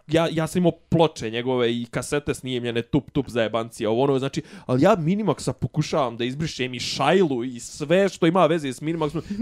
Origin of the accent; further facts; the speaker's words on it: Bosnia & Herzegovina; što bi kod nas u Bosni rekli